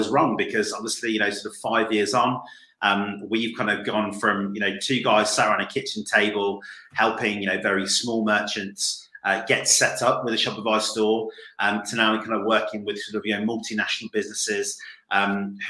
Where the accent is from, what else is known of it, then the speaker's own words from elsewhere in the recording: United Kingdom; I'm British.